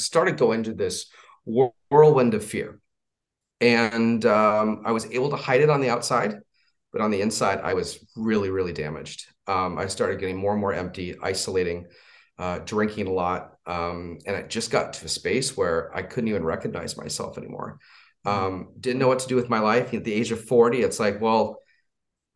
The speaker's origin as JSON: {"language": "English", "region": "Southern California", "country": "United States", "tie": "born or raised there", "said": "So I was raised in California, Southern California"}